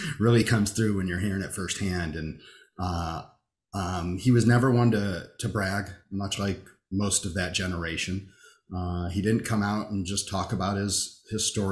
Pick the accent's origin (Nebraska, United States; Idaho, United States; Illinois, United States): Illinois, United States; Rockford; moved away; I was in Rockford. I grew up in Rockford